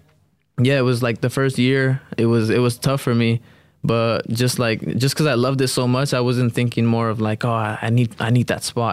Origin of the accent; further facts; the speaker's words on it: Los Angeles, California, United States; moved away; I was born in South Central